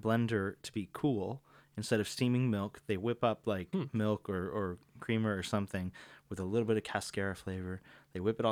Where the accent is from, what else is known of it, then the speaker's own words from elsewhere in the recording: Virginia Beach, Virginia, United States; moved away as an adult; now in Northern Virginia, United States; I'm originally from Virginia Beach. That's where I grew up